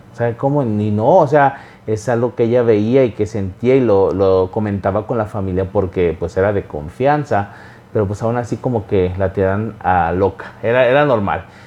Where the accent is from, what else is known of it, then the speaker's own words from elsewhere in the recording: Xalapa, Veracruz, Mexico; yo nací en Veracruz, en un lugar llamado Jalapa